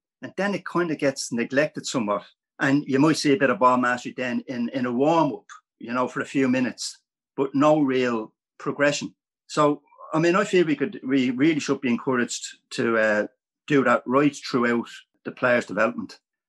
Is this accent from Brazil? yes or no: no; Ireland; as an Irish coach, what would happen in Ireland?